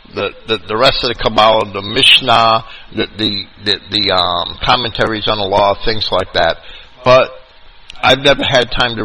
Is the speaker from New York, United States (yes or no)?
yes; New York, United States; accent: New York